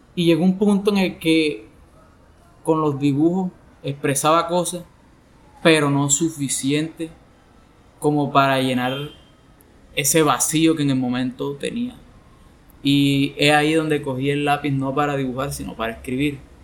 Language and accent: Spanish; Sincelejo, Sucre, Colombia; soy de Cincelejo